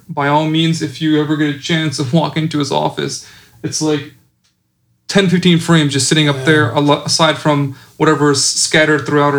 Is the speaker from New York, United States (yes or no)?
yes; New York, United States; moved away; originally from New York, so it was kind of hometown.